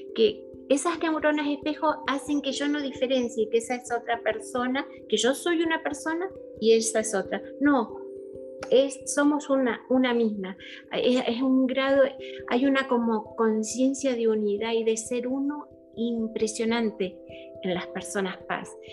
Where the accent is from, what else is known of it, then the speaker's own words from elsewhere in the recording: Mendoza, Argentina; moved away as an adult; also born or lived in La Plata / Houston / Mexico / Venezuela; now in Miami, United States; nací en Mendoza, eh, después de grandes eh, nos fuimos a vivir a La Plata